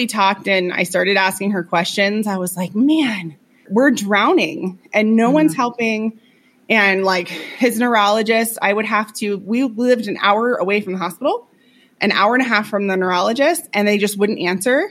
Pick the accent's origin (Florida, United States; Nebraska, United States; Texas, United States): Florida, United States; moved away as an adult; We lived in Florida. We're both from Florida. We've lived there our entire lives